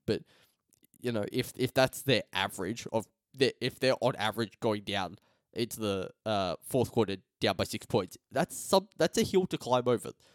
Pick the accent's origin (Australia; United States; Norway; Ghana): Australia; as an Australian